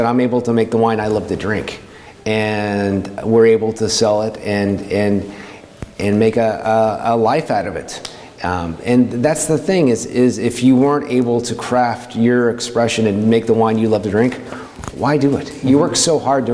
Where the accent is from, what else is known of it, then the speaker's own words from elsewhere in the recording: Kansas City, Missouri, United States; moved away as an adult; also born or lived in Colorado / Portland, Oregon; now in Oregon, United States; where I grew up in Kansas City, Missouri